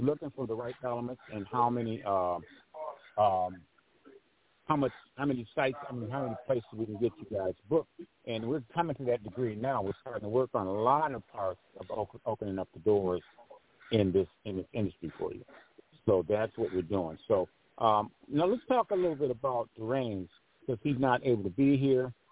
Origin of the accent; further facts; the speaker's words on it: Grand Rapids, Michigan, United States; Grand Rapids, my hometown